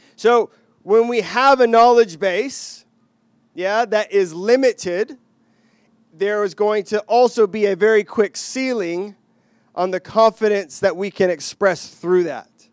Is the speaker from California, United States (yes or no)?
no; Texas, United States; moved away; I grew up in Texas